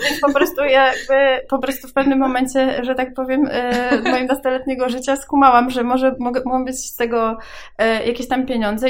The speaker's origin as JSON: {"language": "Polish", "town": "Włocławek", "region": "Kuyavian-Pomeranian Voivodeship", "country": "Poland", "tie": "born or raised there", "said": "ja pochodzę z Włocławka"}